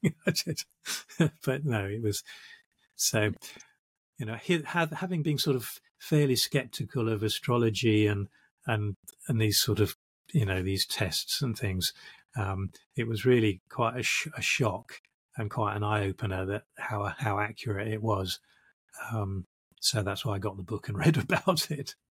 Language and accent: English; London, United Kingdom; also born or lived in South of England (village, first five years); i'm british and i grew up in uh, in what they call the home counties